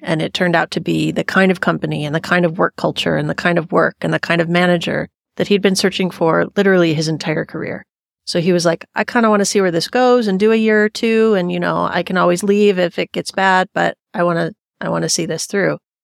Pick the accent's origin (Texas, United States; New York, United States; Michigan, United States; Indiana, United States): Michigan, United States; now in Longmont, United States; I'm from Michigan, but I live here in Longmont now